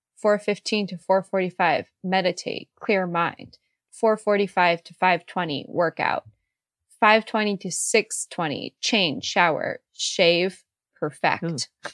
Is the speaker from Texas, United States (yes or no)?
no; Silicon Valley, California, United States; I grew up in Silicon Valley, so I've been there